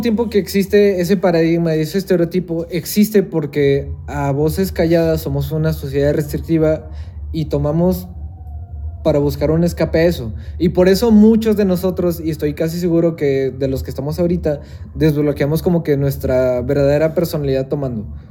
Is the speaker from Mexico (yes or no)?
yes; Mexico; somos mexicanos